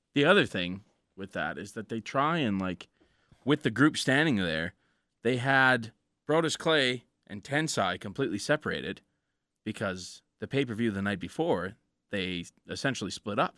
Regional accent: Canada; We're from Canada.

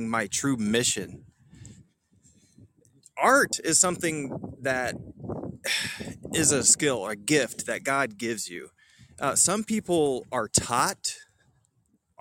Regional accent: Metropolis, Illinois, United States; growing up in Metropolis

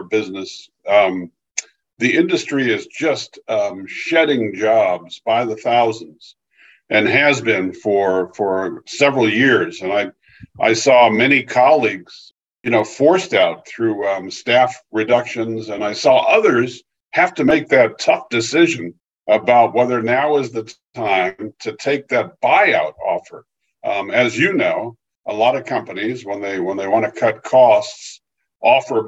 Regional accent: California, United States; moved away as an adult; also born or lived in Pennsylvania; I grew up in California, but made a move to the East Coast, worked at the Philadelphia Inquirer.

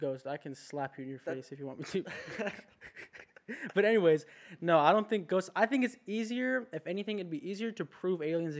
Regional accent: Southern California, United States; moved away as an adult; I'm from California, Southern California.

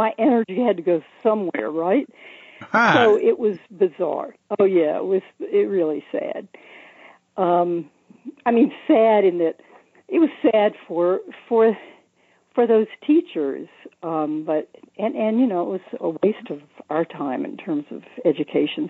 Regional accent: Charlotte, North Carolina, United States; also born or lived in San Francisco Bay Area / Hawaii Island; now in Maui, United States; I was born in Charlotte, North Carolina

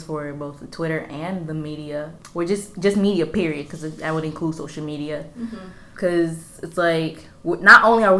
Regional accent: Honduras; first language Spanish; English is a second language; I am from Honduras

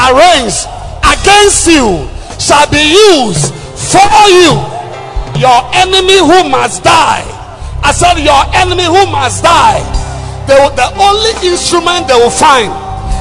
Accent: Takoradi, Western Region, Ghana; I'm from Takrad

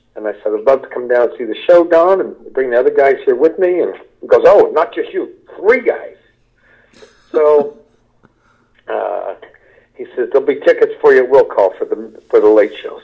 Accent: United States; moved away as an adult; also born or lived in Los Angeles, United States / Kentucky / Ohio; now in Middletown, United States; I grew up in Kentucky and in Ohio we moved back here.

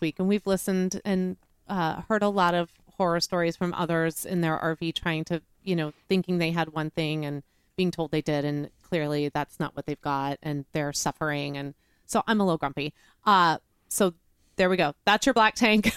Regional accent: Chicago, Illinois, United States; now in Texas, United States; as a northerner, as a Midwesterner, to Midwest winter storms i-, at home in Chicago

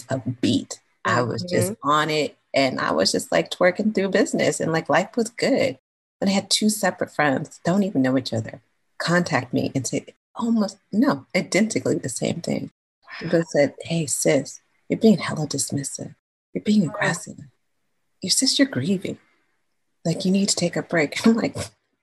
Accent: California, United States; I'm from California

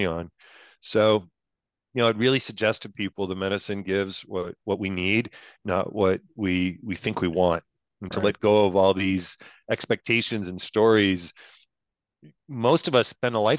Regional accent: Canada; I'm a Canadian

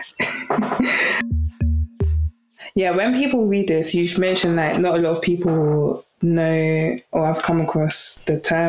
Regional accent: Nigeria; I'm Nigerian, in Igbo culture

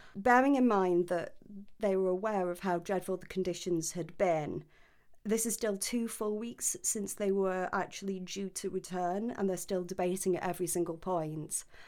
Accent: United Kingdom; I'm British

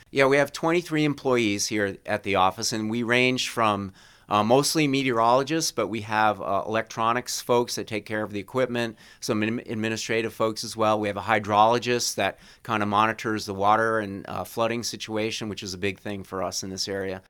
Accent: Rhode Island, United States; moved away as an adult; also born or lived in Vermont; now in Burlington, United States; I grew up in Rhode Island

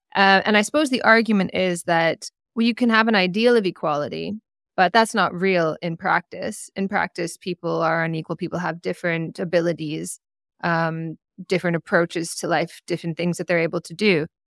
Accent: Canada; being a Canadian

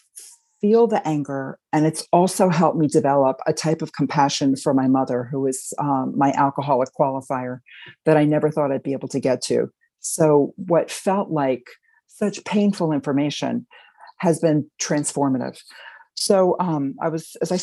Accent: Westchester County, New York, United States; also born or lived in Queens, New York; now in Hudson Valley, United States; I grew up in Westchester County, started out in Queens

